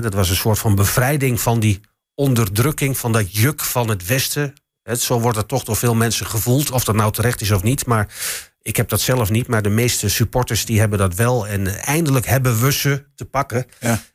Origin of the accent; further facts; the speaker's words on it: Enschede, Overijssel, Netherlands; ik kom ook uit Enschede natuurlijk. Ik ben hier geboren. Ik stond vroeger ook als, als, als jongetje van, van, van, van negen jaar stond ik op vak PP